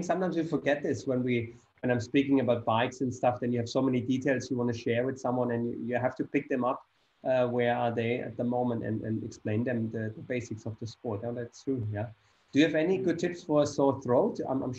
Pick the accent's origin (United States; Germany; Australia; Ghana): Germany; accent: German; English is a second language; now in Dubai, United Arab Emirates; Should I kind of hold on to my German accent